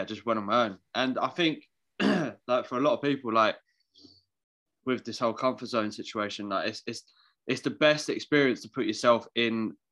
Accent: London, United Kingdom; I'm from London

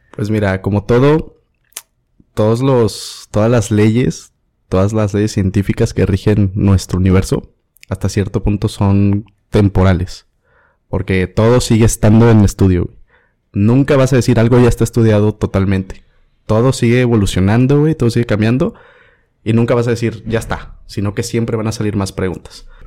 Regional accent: Veracruz, Mexico; soy de Veracruz

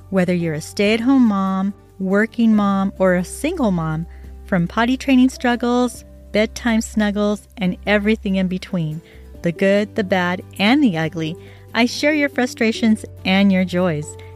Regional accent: California, United States; now in Idaho, United States; And I came from California, I came to Idaho.

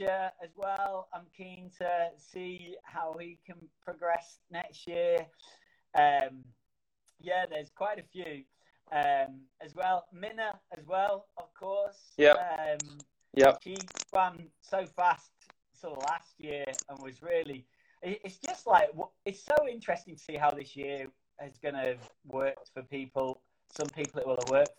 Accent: Manchester, North West England, United Kingdom; in Manchester, my hometown.

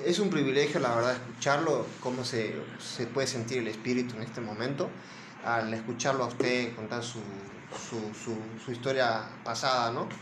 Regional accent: Argentina; yo soy de Argentina

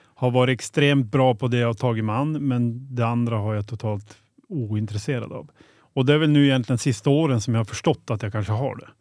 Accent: Boliden, Västerbotten County, Sweden; also born or lived in Skellefteå; född och uppvuxen i Boliden. Det är ungefär 2,8 mil från Skellefteå

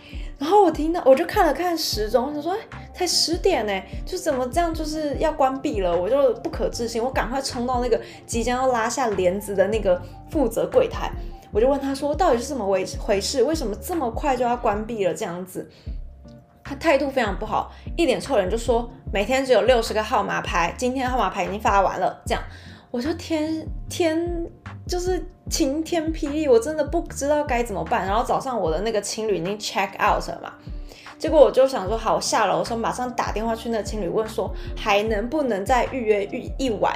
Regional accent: Taiwan; moved away as an adult; now in France; 我就说，“台湾。”

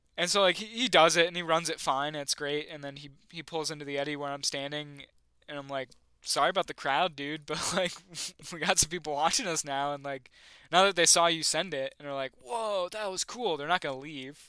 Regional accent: a town outside of Buffalo, New York, United States; where I grew, near, a town outside of Buffalo

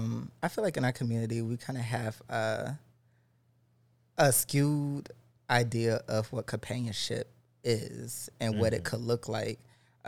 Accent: the South, United States; I grew up in the South.

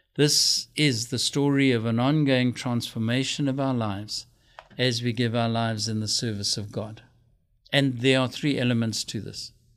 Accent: South Africa; moved away; my home country, South Africa.

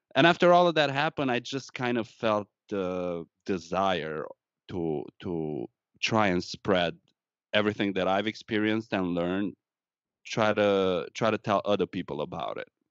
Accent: Romania; English is a second language; moved away as an adult; now in Wisconsin, United States; I'm Romanian, born and raised in Romania, moved to the United States once I graduated college back home

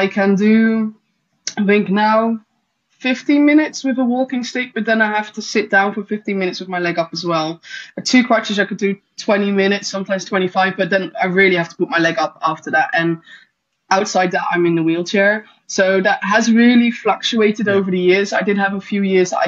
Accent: Netherlands; I grew up in the Netherlands mainly

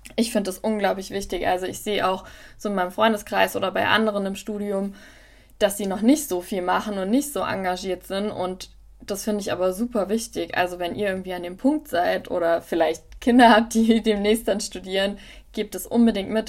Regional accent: near Wiesbaden, Hesse, Germany; also born or lived in Tübingen / Mainz; Ich komme ursprünglich aus der Nähe von Wiesbaden

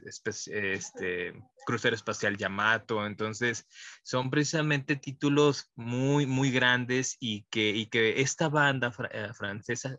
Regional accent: Mexico; parte de nuestra identidad como mexicano

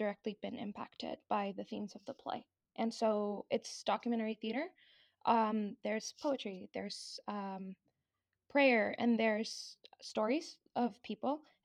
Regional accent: Mexico; moved away as an adult; I'm from Mexico. That's where I was born. That's where I was raised.

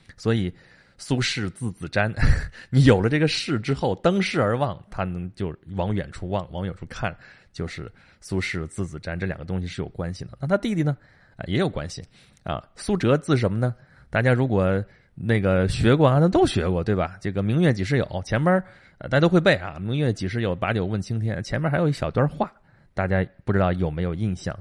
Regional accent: Qi, Shandong, China; 齐国，就是我们老家那边儿

